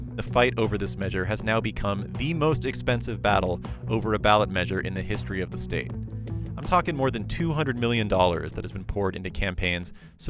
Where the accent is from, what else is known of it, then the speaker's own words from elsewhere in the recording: California, United States; Now, I grew up in California